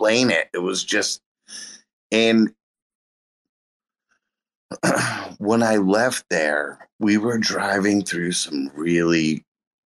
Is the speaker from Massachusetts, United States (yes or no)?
yes; Massachusetts, United States; I'm in New England. I'm from Massachusetts.